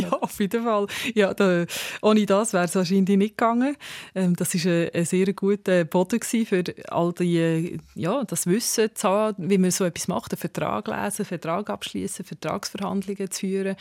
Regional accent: Switzerland; Also wir haben das Privileg halt als Schweizer

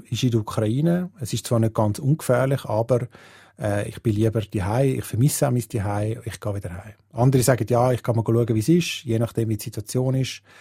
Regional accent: Switzerland; Das ist etwas, was wir als Schweizer natürlich irgendwie uns gar nicht vorstellen können, oder?

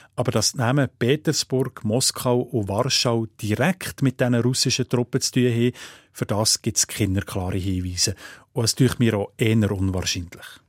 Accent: Sense District, Fribourg, Switzerland; dort, wo ich aufgewachsen bin, im Freiburger Seisenbezirk

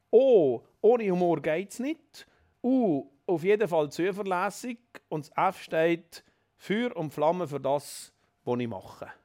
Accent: Valais, Switzerland; now in Zurich, Switzerland; mit meinem Hintergrund als Walliser, der schon lange in Zürich daheim ist

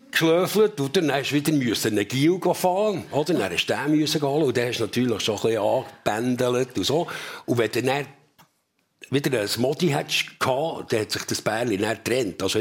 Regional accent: Bümplitz, Bern, Switzerland; ich muss sagen, ich bin nicht in der Stadt Bern, ich bin in Bümplitz aufgewachsen, mhm. also im Westen von Bern.

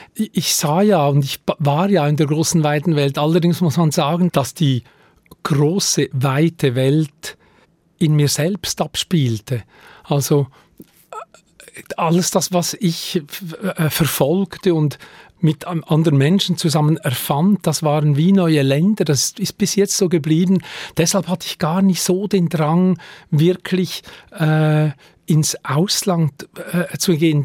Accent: Lenzburg, Aargau, Switzerland; Ich bin in Lenzburg aufgewachsen, zu Lenzburg zur Schule gegangen

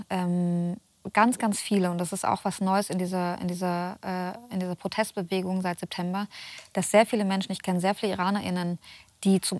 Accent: Germany; Ich war 14 Jahre alt. Ich bin in Deutschland aufgewachsen.

